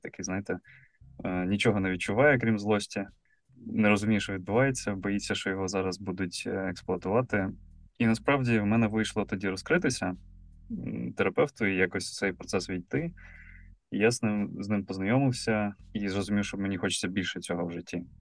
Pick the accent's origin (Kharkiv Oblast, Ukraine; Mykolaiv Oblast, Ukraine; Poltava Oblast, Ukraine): Mykolaiv Oblast, Ukraine; Mykolaiv; я з Миколаєва